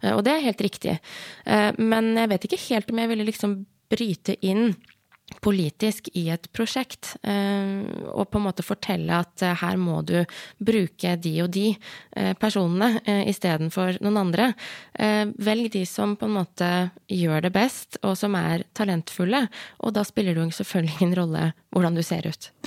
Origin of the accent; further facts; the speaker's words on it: Hedmark, Innlandet, Norway; Jeg er jo fra Hedmark.